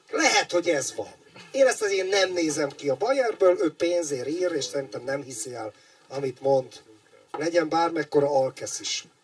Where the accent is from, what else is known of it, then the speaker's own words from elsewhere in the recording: Hungary; értettem meg, hogy, hogy magyar vagyok.